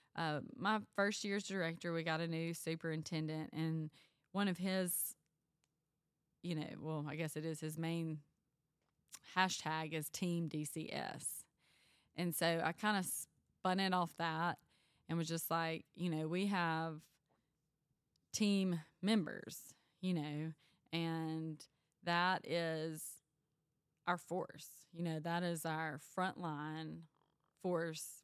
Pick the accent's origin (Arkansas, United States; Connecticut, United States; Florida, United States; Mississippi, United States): Mississippi, United States; Panola County, North; I grew up in Panola County